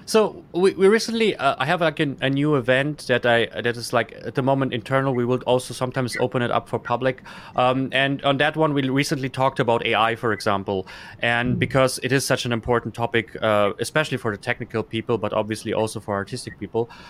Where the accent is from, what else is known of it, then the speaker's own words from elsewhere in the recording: Germany; also born or lived in Kazakhstan; I grew up in Germany